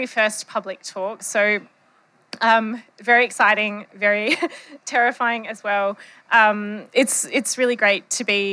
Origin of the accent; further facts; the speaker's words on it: Western Australia, Australia; accent: Bogan English; I am from Western Australia, so this is not my native dialect. My native dialect is Bogan English